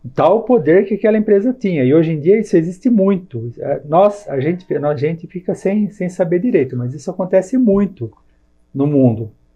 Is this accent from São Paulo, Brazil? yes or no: yes; Jundiaí, São Paulo, Brazil; sou nascido em Jundiaí, tenho 47 anos de idade, morei na colônia no Jardim Guanabara